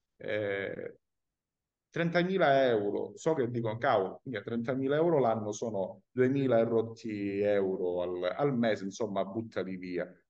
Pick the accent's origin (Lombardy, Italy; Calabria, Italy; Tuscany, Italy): Calabria, Italy; moved away as an adult; now in Palermo, Italy; io sono calabrese, lo ripeto, immigrato al sud a Palermo